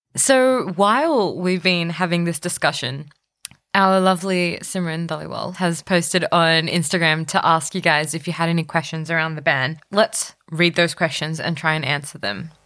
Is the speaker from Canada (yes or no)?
no; Australia; Being born here, being brought up here, being a melting pot of cultures